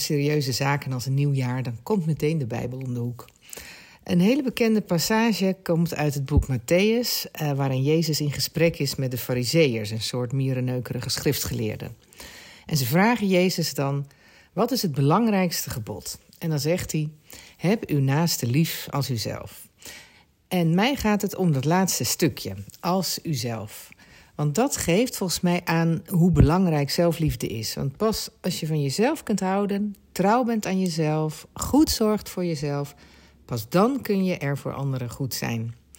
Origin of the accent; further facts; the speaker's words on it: Urk, Flevoland, Netherlands; ik kom uit Urk en ik ben dus opgegroeid met de talen Kanaans.